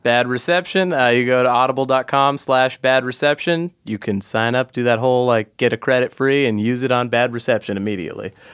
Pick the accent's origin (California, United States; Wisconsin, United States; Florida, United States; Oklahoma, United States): California, United States; Los Angeles; I'm from Los Angeles. I was born in Los Angeles